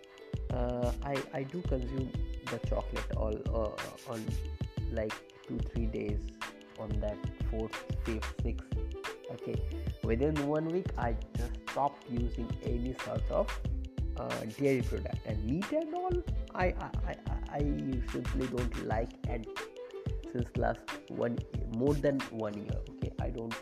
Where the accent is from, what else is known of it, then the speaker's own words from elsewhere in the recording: a place far from Kolkata, West Bengal, India; I'm belonging from the distant part of far away from Kolkata. So this place, my hometown, is basically famous for sweet curd